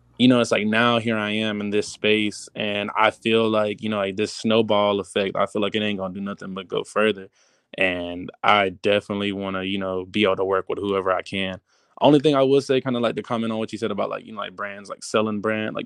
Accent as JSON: {"language": "English", "region": "Georgia", "country": "United States", "moved": "as an adult", "lives_now": "Los Angeles, United States", "said": "from Georgia"}